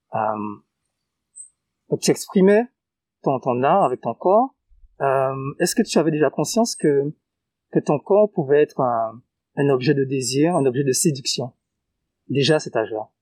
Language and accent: French; Guadeloupe; chez nous en Guadeloupe